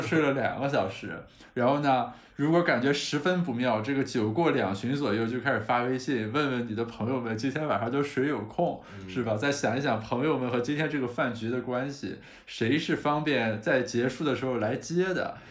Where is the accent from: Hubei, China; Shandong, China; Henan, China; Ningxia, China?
Shandong, China; Qingdao; 一个肯定是我家乡的青岛啤酒